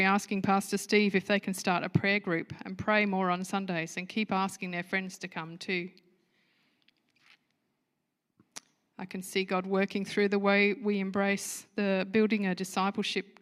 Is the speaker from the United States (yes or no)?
no; United Kingdom; moved away; I'm a Brit at heart